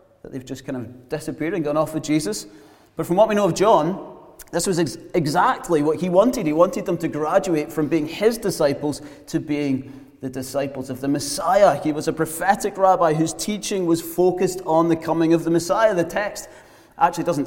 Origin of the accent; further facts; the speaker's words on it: Glasgow, Scotland, United Kingdom; moved away as an adult; also born or lived in south coast of England; those of us brought up in Glasgow